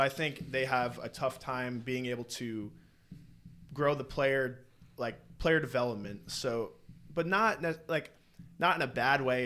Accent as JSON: {"language": "English", "town": "East Providence", "region": "Rhode Island", "country": "United States", "tie": "born or raised there", "said": "I'm from East Providence, Rhode Island. Yep. Grew up there, lived there my whole life."}